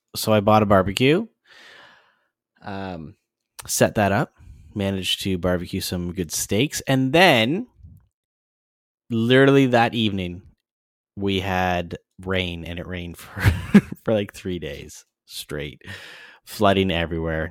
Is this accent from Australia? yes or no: no; Canada